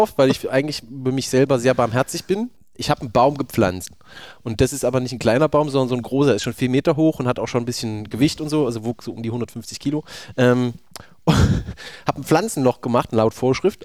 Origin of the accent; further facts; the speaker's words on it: Thuringia, Germany; Ich bin auch Thüringer